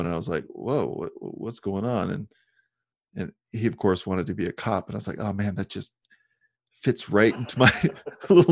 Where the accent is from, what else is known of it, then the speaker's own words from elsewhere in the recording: Midwest, United States; I grew up in the Midwest and we just didn't really have minorities.